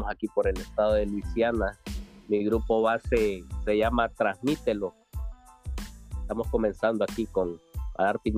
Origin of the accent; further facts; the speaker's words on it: Tegucigalpa, Francisco Morazán, Honduras; now in Louisiana, United States; Oh, yo soy de Tegucigalpa.